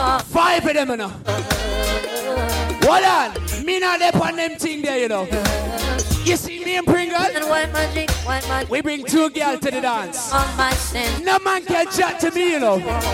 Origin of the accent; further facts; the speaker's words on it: England, United Kingdom; We are from England. We are young